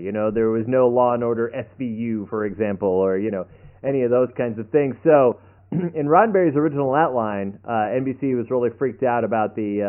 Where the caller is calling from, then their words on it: Austin, Texas, United States; I'm calling from Austin